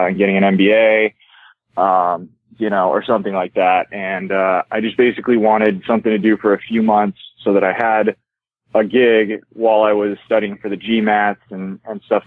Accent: near Irvine, California, United States; moved away as an adult; also born or lived in Los Angeles, California; that's the improv closest to my hometown

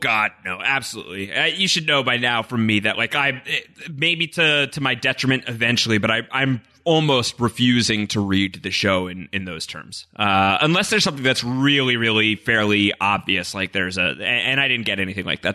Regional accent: New York, United States; as a New Yorker

